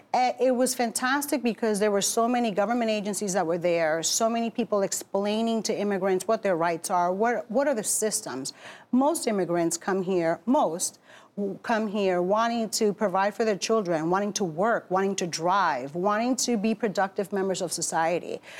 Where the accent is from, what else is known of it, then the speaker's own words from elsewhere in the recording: Newark, New Jersey, United States; also born or lived in Bronx, New York; Born in the Bronx, raised in Newark.